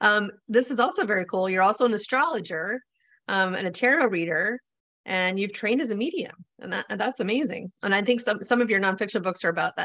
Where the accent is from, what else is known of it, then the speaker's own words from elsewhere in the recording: Florida, United States; also born or lived in New York; So I grew up in Florida in the 80s.